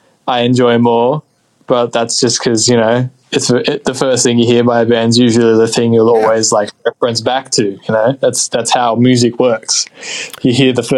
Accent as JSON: {"language": "English", "country": "Australia", "said": "as an Australian band"}